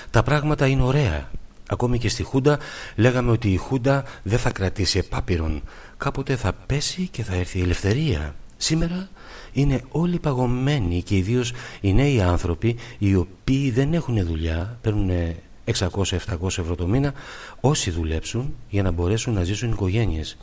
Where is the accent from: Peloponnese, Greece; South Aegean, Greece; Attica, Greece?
Attica, Greece; Athens; born there; Γεννήθηκα στην Αθήνα το Νοέμβριο του 1935. Οι γονείς μου πρόσφυγες.